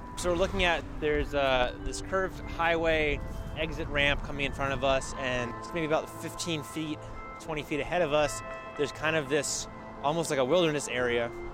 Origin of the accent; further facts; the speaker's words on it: South Florida, United States; I was a kid growing up in South Florida